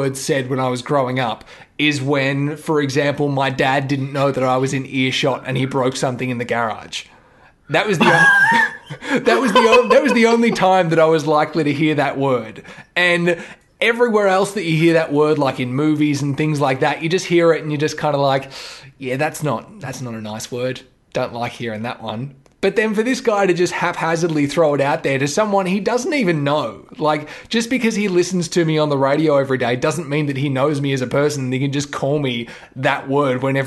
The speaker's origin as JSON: {"language": "English", "region": "Victoria", "country": "Australia", "said": "we're from Victoria, so we say Grant"}